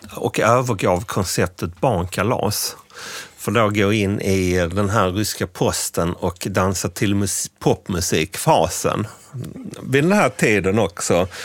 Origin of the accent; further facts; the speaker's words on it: Scania countryside, Skåne, Sweden; i den by på den skånska landsbygden där jag växte upp